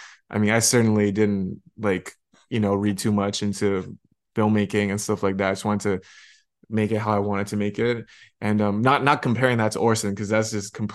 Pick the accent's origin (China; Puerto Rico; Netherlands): China; moved away; also born or lived in Canada; I grew up in China